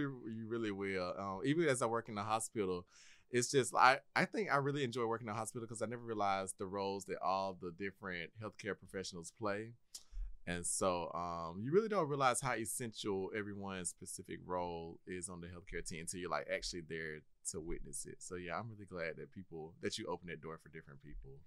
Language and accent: English; Milledgeville, Georgia, United States; also born or lived in Kennesaw, Georgia; Originally, I was born and raised in Milledgeville, Georgia